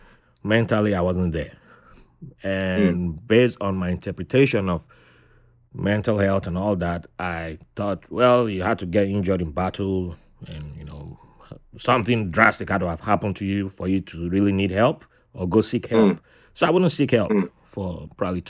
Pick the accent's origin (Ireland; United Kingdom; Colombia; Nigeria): Nigeria; moved away as an adult; also born or lived in Fairfax County, Virginia / New York; I grew up in Nigeria